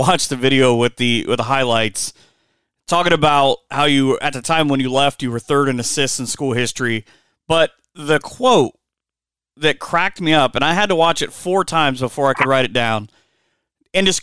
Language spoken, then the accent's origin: English; Spencerville, Ohio, United States; I grew up in Spencerville